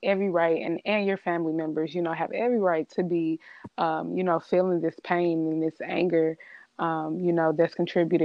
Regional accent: St. Louis, Missouri, United States; I am originally from St. Louis, the metropolitan area

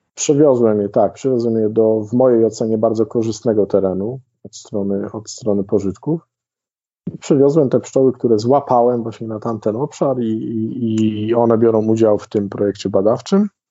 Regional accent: Sudetes, Poland; u nas w Sudetach

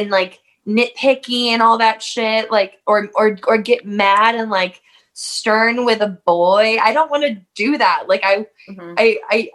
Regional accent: Raytown, Missouri, United States; I grew up in Raytown, Missouri, which is just like a suburb of Kansas City, in like southeast Kansas City

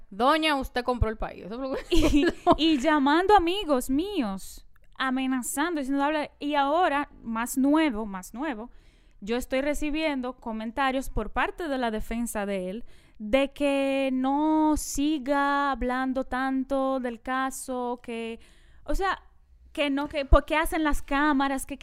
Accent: San Pedro de Macorís, Dominican Republic; En San Pedro de Macorís, yo que me crié en San Pedro

